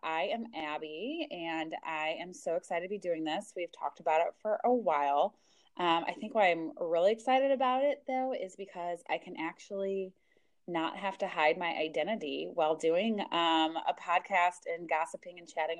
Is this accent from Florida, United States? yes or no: no; St. Louis, Missouri, United States; we are from the Midwest. I am from St. Louis